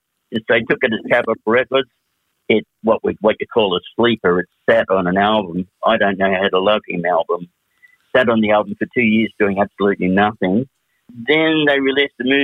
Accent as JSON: {"language": "English", "country": "Australia", "also_born_or_lived": "Melbourne / Sydney", "said": "we had to return to Australia"}